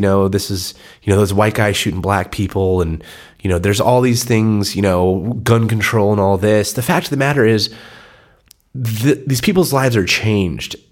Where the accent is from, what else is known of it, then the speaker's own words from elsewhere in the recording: San Diego, California, United States; born and raised in San Diego, proud to be a San Diegan